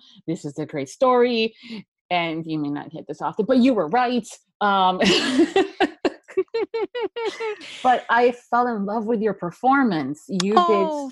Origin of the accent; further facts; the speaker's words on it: Miami, Florida, United States; born and raised in Miami